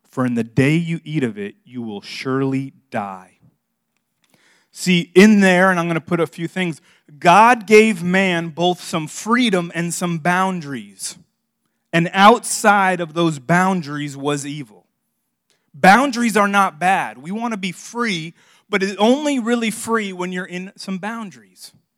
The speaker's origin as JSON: {"language": "English", "town": "Miami", "region": "Florida", "country": "United States", "tie": "born or raised there", "moved": "yes", "said": "I'm from South Florida. I grew up in Miami"}